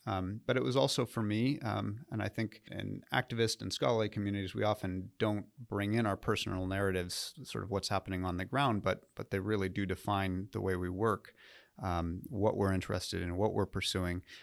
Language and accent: English; Southern California, United States; moved away as an adult; also born or lived in New England / Nashville; I grew up in uh, Southern California